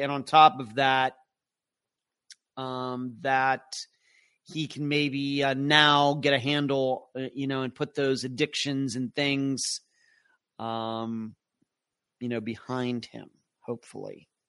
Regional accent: Nelson, New Zealand; as I measured 8,150 miles away, I am from Nelson, New Zealand.

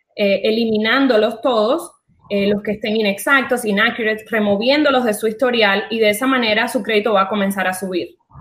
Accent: Cuba; moved away as an adult; also born or lived in France; now in Miami, United States; nací en Cuba, me fui de Cuba cuando tenía 20 años, viví en Francia, eh, de Francia me vine a Miami, llevo 15 años viviendo en Miami

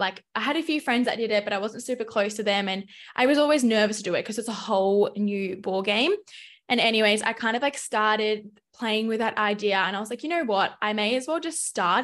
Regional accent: Melbourne, Victoria, Australia; moved away as an adult; also born or lived in Adelaide; I grew up in Melbourne, Australia, so I pretty much have lived there my whole life

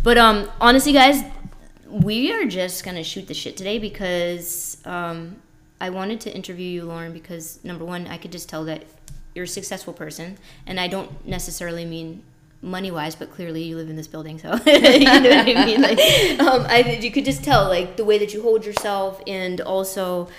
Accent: Northeast, United States; We're from the Northeast, just shooting the shit, going through some things.

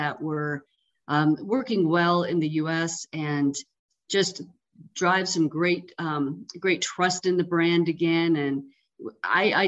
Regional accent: Colorado, United States; growing up in Colorado and being a skier

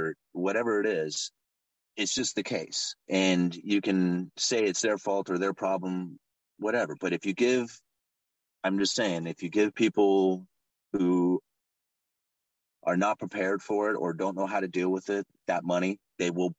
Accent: Portland, Oregon, United States; I'm from Portland, Oregon. I'm outside of Portland. I'm out on the coast, but Portland is the closest city to me. And when I was a kid, Portland was a beautiful place.

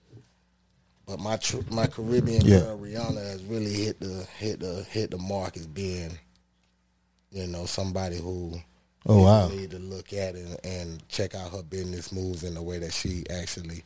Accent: Miami, Florida, United States; moved away as an adult; also born or lived in Bahamas (heritage); now in Jacksonville, United States; I was born and raised in Miami

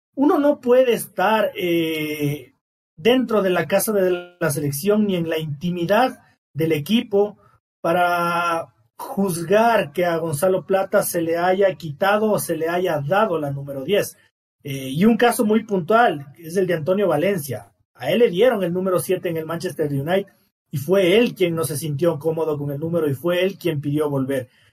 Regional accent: Ecuador; me considero un gran ecuatoriano

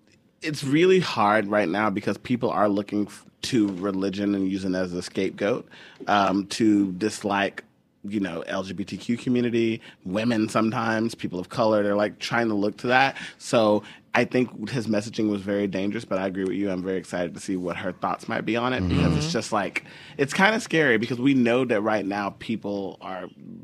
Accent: Houston, Texas, United States; We're both from Houston. We can both be big.

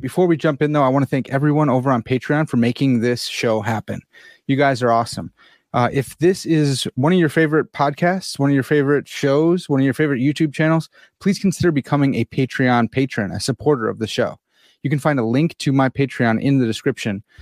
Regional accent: United States; I'm an American swine, and uh, you know, I don't speak French

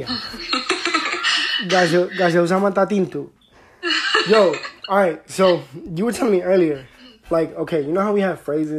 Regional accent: United States; first language Spanish; English is a second language; I was born out here.

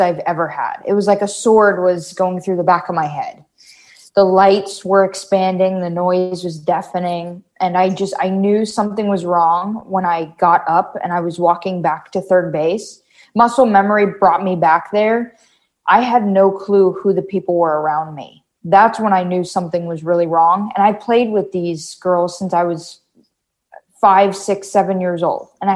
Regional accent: Wellington, Florida, United States; also born or lived in Davie, Florida; We moved here when I was like four in Wellington

